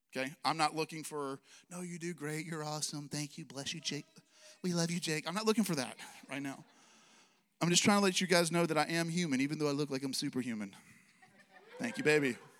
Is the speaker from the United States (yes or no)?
yes; Alabama, United States; I'm from Alabama